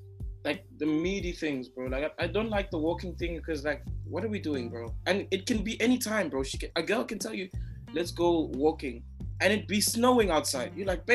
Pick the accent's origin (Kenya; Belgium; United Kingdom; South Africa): South Africa; so I came from South Africa in December, right?